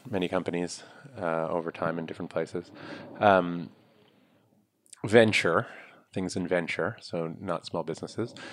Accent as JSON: {"language": "English", "region": "New York", "country": "United States", "tie": "born or raised there", "said": "I'm from originally. New York. Yeah, I was born here, grew up here. My family's from India, and I lived almost my whole life in New York."}